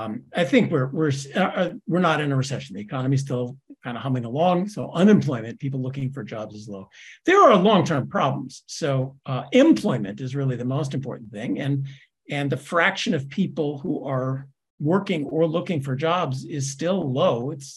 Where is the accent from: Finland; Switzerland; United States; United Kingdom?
United Kingdom; Scotland; I'm a Scot. We don't borrow money.